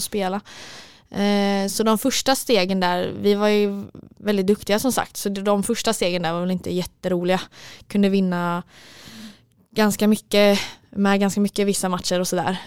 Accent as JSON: {"language": "Swedish", "town": "Mölndal", "region": "Västra Götaland", "country": "Sweden", "tie": "born or raised there", "moved": "as an adult", "lives_now": "Stockholm, Sweden", "said": "i Mundal där vi kommer ifrån"}